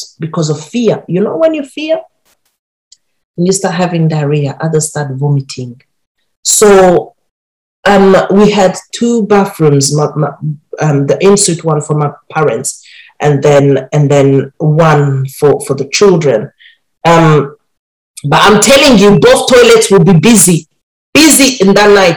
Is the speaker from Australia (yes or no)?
no; Burundi; I grew up in Burundi